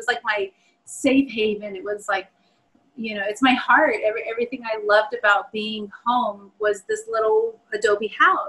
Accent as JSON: {"language": "English", "region": "Southwest", "country": "United States", "tie": "born or raised there", "said": "you know, born and raised in the Southwest, it's really hard to embrace that there."}